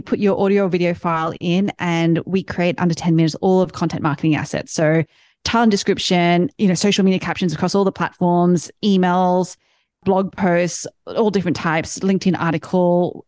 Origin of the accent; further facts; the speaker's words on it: Australia; now in United States; ever since I started living in the States now, I'm from Australia.